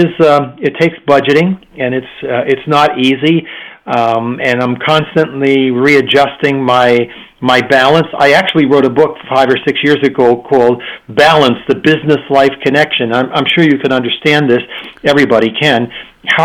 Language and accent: English; United States; moved away as an adult; now in Prague, Czech Republic; I'm an American